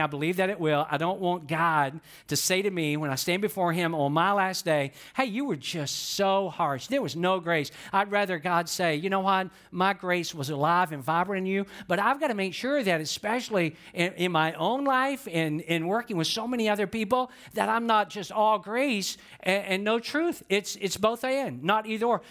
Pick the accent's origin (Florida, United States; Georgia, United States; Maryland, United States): Georgia, United States; I'm from Georgia, and some of you never dreamed you could hear somebody from Georgia talk this fast